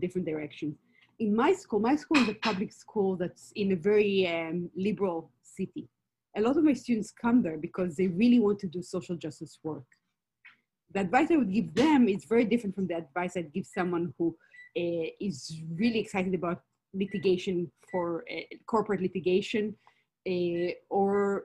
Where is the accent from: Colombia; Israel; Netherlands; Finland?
Israel; moved away as an adult; also born or lived in Berkeley, United States; now in United States; I'm from Israel originally, as you can probably hear